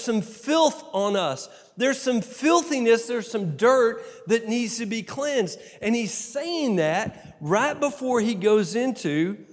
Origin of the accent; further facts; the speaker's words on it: Texas, United States; I'm from Texas.